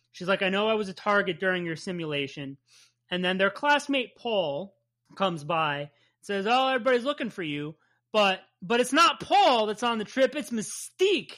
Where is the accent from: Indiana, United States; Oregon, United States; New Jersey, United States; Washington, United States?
New Jersey, United States; accent: Jersey; my Jersey accent